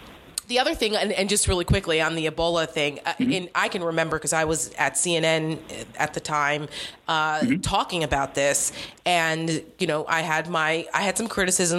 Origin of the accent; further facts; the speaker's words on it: New Jersey, United States; Cause I'm from New Jersey. Yeah. And I lived in New Jersey at the time.